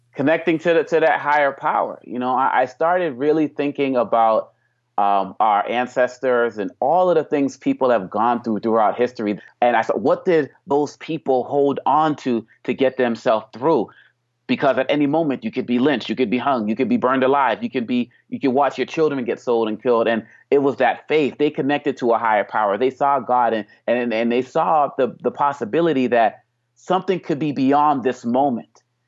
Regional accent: Boston, Massachusetts, United States; growing up in Boston, Massachusetts

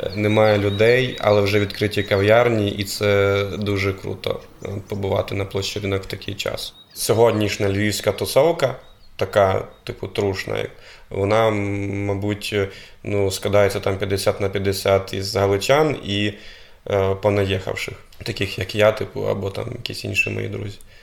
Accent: Brovary, Kyiv Oblast, Ukraine; moved away as an adult; now in Lviv, Ukraine; Я був депутатом міської ради міста Бровари, це моє рідне місто.

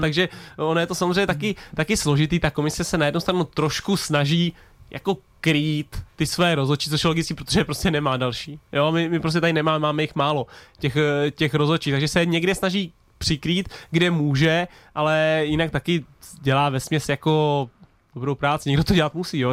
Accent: Tuchlovice, Central Bohemian Region, Czechia; u nás v Tuchlovicích

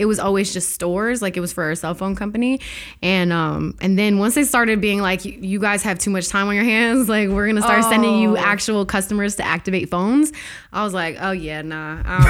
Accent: Toronto, Ontario, Canada; I am totally Canadian.

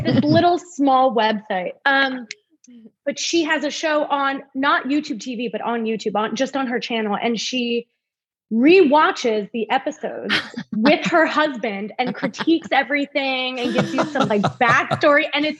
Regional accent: New York, United States; I'm from New York

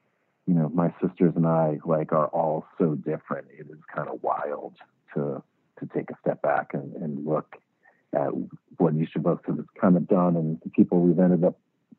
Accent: Connecticut, United States; I grew up in Connecticut, like in a small town, like east of Hartford, so kind of like the middle of nowhere.

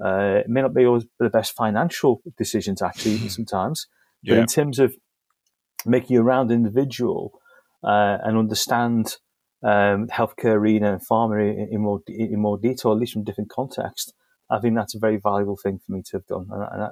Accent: Liverpool, North West England, United Kingdom; people are expecting a sophisticated Italian accent. I'm afraid I'm from Liverpool

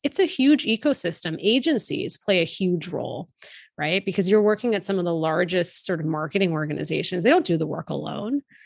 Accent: outside of Boston, Massachusetts, United States; My younger brother and I were born and raised here in the U S. We were raised outside of Boston.

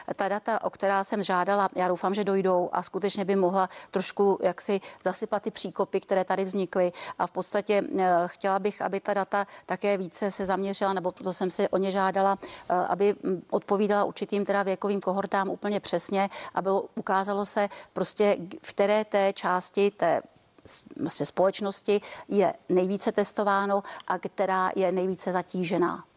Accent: Czechia; my jsme z Klondajku ze severu

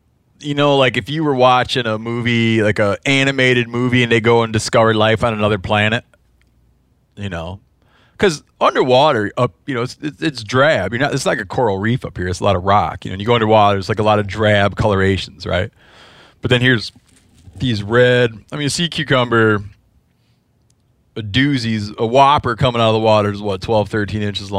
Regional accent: Midwest, United States; I don't remember because I'm from the Midwest.

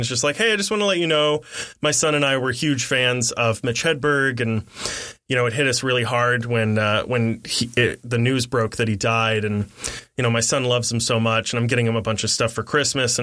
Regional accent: Midwest, United States; I was raised in the Midwest

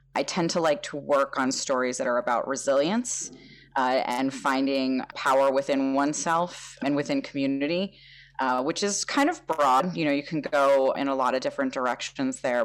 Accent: New Jersey, United States; moved away; I grew up in North Jersey

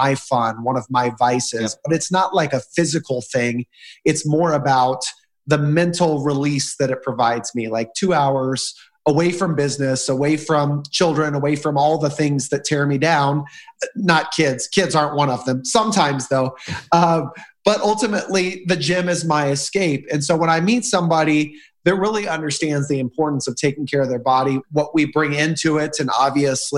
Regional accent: middle of the States, Midwest, United States; You asked me where I was from, and I said middle of the States.

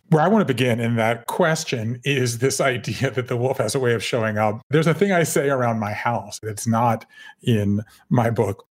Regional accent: Savannah, Georgia, United States; moved away as an adult; also born or lived in Connecticut / Japan; I grew up in Savannah, Georgia

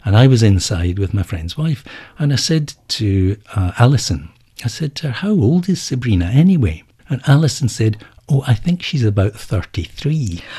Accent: Edinburgh, Scotland, United Kingdom; moved away as an adult; now in China; My hometown is Edinburgh

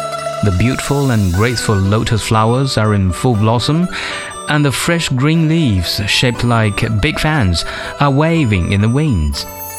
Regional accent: Hangzhou, Zhejiang, China; Hangzhou city, which is my hometown

